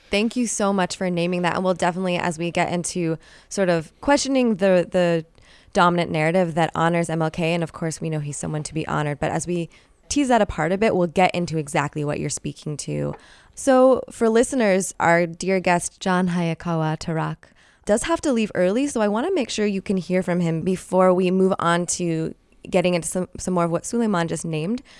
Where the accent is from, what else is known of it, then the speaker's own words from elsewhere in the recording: Bay Area, California, United States; Born and raised here, I always referred to my hometown as an epicenter of radical movements